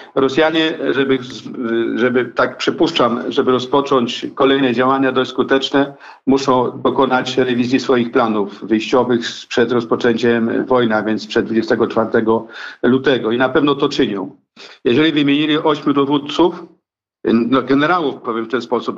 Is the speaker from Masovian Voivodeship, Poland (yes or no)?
no; Kraśnik, Lublin Voivodeship, Poland; Ja pochodzę y, ze wschodniej części Polski, a więc z okolic Kraśnika Lubelskiego.